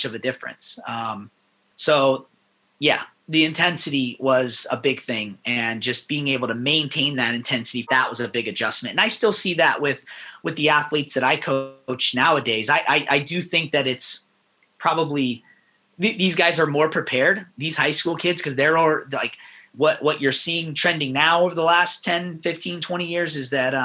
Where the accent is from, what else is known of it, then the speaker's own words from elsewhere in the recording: Las Vegas, Nevada, United States; moved away as an adult; also born or lived in Tempe, Arizona / Iowa; I grew up in Las Vegas